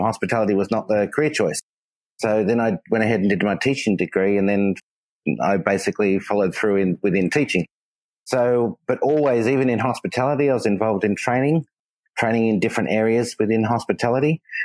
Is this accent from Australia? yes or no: yes; Australia; moved away; I'm Australian from Australia